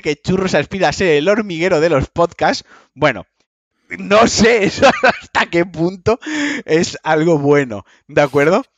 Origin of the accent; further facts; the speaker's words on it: Valencian Community, Spain; por mi ascendencia valenciana y por mi origen valenciano, y soy valenciano, los valencianos hablamos como el puto culo